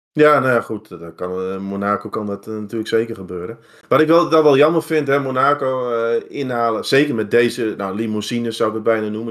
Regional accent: Netherlands; als Nederlanders

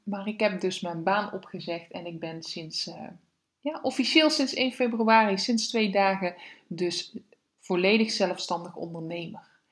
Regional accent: Weert, Limburg, Netherlands; now in Veldhoven, Netherlands; Kom eigenlijk uit Weer, dus ik ben een Limburgse

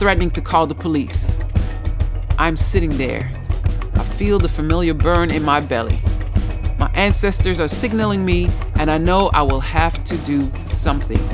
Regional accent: United States; moved away; I come from the United States

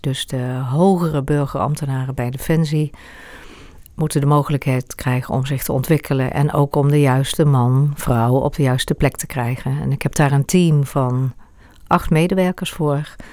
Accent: Eindhoven, North Brabant, Netherlands; moved away as an adult; also born or lived in Amersfoort; now in Hoogland, Netherlands; Ik ben geboren in Eindhoven

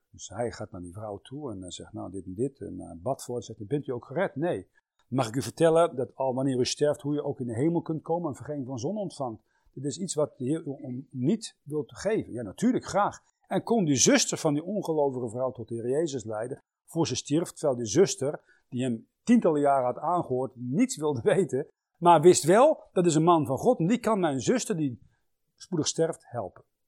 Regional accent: Netherlands; wij Nederlanders

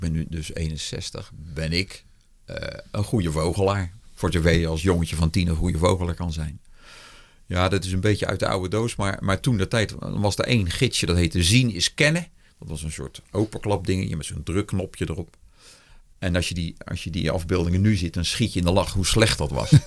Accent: Rijswijk, South Holland, Netherlands; ik ben geboren in Rijswijk tegen Den Haag aan. En dat was toen nog de rand van het weiland. Dus ik weet nog dat ik op een gegeven moment uh, reusachtige zwermen, goudplevieren, de eerste lepelaars, overal grutto's, overal tureluurs, overal veldleveringen. Dat is gewoon het geluid van mijn jeugd.

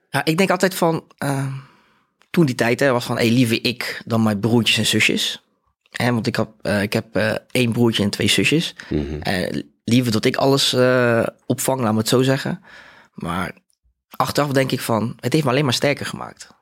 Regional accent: Rotterdam, South Holland, Netherlands; ik kom uit Rotterdam. Ik ben eh, eh, opgegroeid in Spangen.

